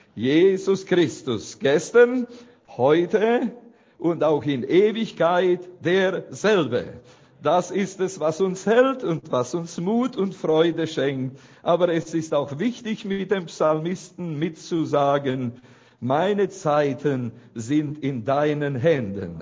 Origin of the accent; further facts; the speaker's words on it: Romania; aus unserer Gemeinde in Bratey, wo ich herkomme